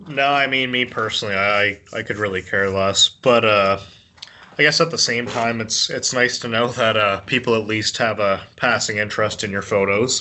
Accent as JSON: {"language": "English", "country": "Canada", "said": "a Canadian"}